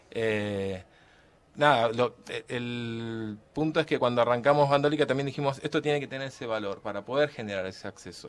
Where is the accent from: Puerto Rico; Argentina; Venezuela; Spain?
Argentina; somos argentinos